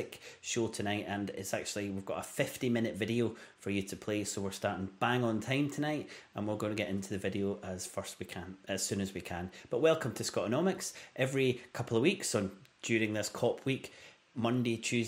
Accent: Glasgow, Scotland, United Kingdom; my hometown of Glasgow

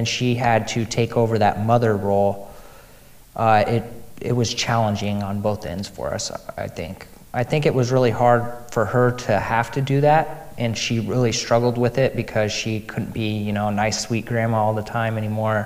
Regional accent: Des Moines, Iowa, United States; I grew up in the Des Moines area most of my life

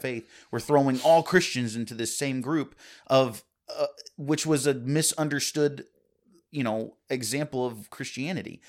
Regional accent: United States; as American citizens

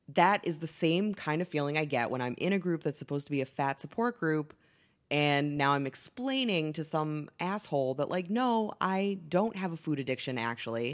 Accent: Boston, Massachusetts, United States; I'm from Boston

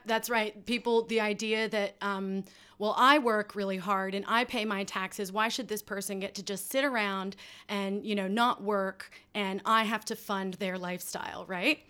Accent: United States; moved away; that I grew up with in the States

